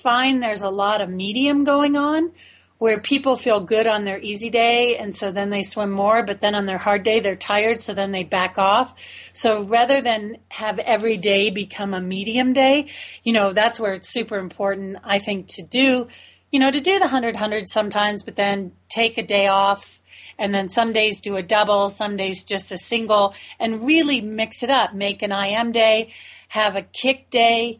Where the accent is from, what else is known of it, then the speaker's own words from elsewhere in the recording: Florida, United States; I grew up in Florida